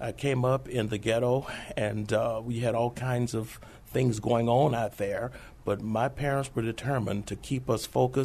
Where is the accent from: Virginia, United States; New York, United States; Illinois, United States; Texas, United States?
Texas, United States; Houston; moved away as an adult; now in San Antonio, United States; Originally, I was born in Houston, Texas. I was there approximately 30 years prior to coming to San Antonio. I did my high schooling there